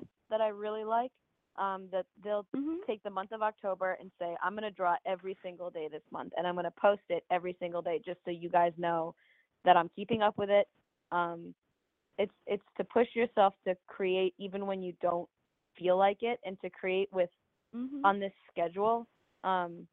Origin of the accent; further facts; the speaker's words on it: Connecticut, United States; moved away; I'm from Connecticut originally